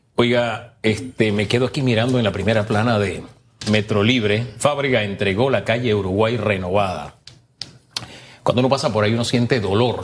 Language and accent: Spanish; Panama; somos panameños